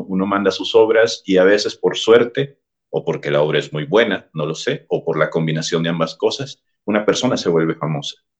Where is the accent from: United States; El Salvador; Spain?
El Salvador; En el país de donde yo soy originario, El Salvador